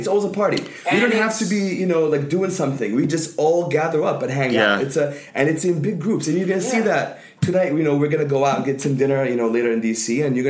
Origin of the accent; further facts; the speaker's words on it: Amman, Amman Governorate, Jordan; now in United States; It's just in growing up in Jordan, it was very family oriented.